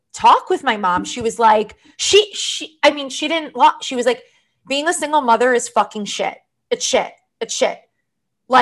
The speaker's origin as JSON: {"language": "English", "area": "Long Island", "region": "New York", "country": "United States", "tie": "born or raised there", "said": "I'm not really a native New Yorker. I'm from Long Island"}